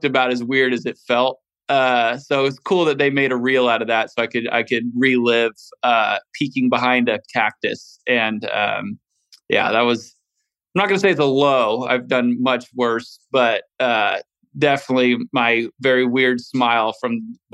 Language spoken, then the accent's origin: English; Valencia, California, United States; born or raised there